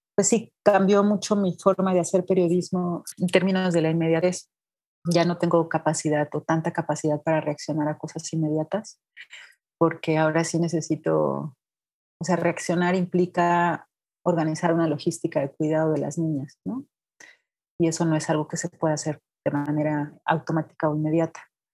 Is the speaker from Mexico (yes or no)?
yes; Irapuato, Guanajuato, Mexico; moved away as an adult; also born or lived in Veracruz; now in Mexico City, Mexico; yo soy de Guanajuato, de Irapuato, Guanajuato